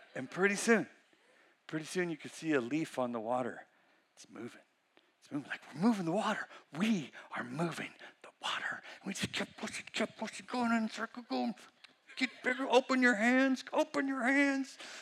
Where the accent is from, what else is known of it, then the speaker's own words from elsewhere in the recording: Weaverville, California, United States; I'm from Weaverville